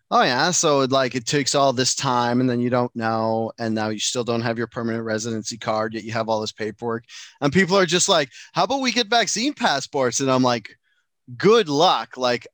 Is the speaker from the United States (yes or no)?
no; Canada